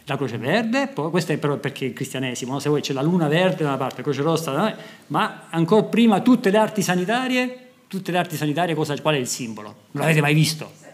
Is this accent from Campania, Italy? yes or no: no; Lecce, Apulia, Italy; nella mia città natale, a Lecce